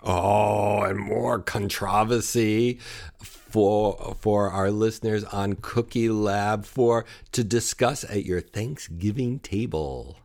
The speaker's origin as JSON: {"language": "English", "town": "Buffalo", "region": "New York", "country": "United States", "tie": "born or raised there", "said": "growing up in the Buffalo area, we said pecans"}